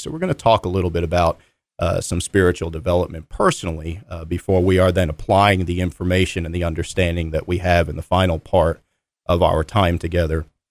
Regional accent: Philadelphia, Pennsylvania, United States; now in North Carolina, United States; I grew up in the Philadelphia area

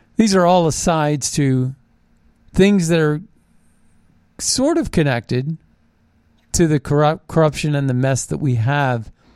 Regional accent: Ohio Valley, United States; growing up in the Ohio, the Ohio Valley and uh, the Steel Valley uh, back in the 70s

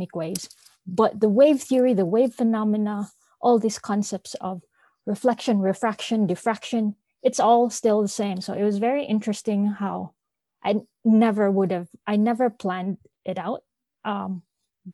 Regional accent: Philippines; I'm from the Philippines

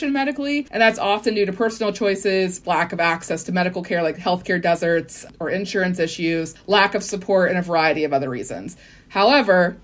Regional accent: West Virginia, United States; I am from West Virginia

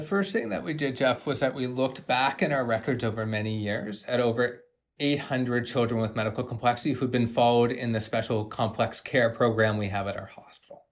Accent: Canada; I'm a Canadian medical genetics doctor

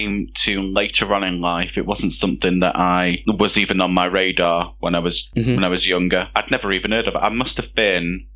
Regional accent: Derby, East Midlands, United Kingdom; I've come from Derby

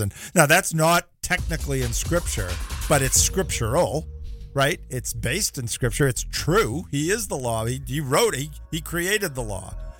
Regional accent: North Shore, Massachusetts, United States; now in Florida, United States; I grew up on the North Shore

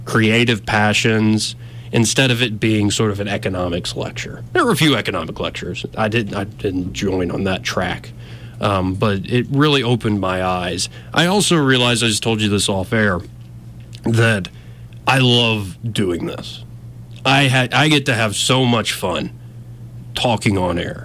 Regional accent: Montgomery, Alabama, United States; I'm from Montgomery, Alabama. I am this country bumpkin

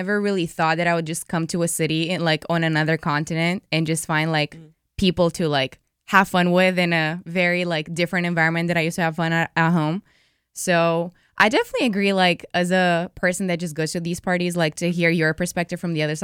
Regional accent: Romania; moved away as an adult; now in Philadelphia, United States; I'm from Romania. Like, mm-hmm. I literally came here 3 years ago for school

